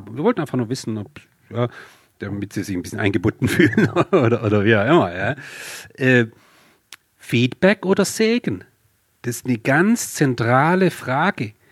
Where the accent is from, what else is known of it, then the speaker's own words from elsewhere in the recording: Swabia, Germany; accent: Swabian; So, wie man ja ab und zu durchhört, äh, bin ich Schwabe